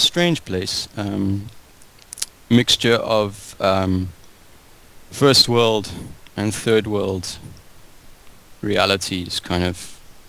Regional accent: Cape Town, Western Cape, South Africa; Well, I grew up in Cape Town.

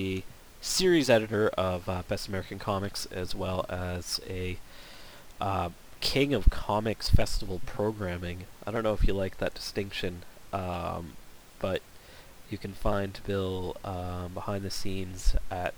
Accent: Canada; I am Canadian

